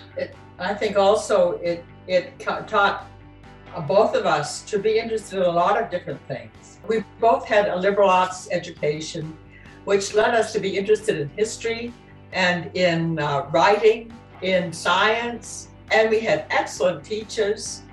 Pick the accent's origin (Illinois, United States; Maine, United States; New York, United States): Maine, United States; Southwest Harbor; also born or lived in Camden, Maine; I grew up in Southwest Harbor